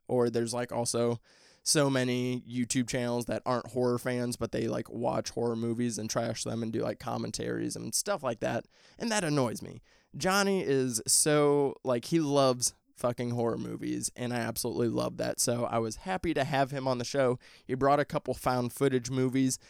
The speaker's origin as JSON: {"language": "English", "region": "Midwest", "country": "United States", "said": "I'm from the Midwest"}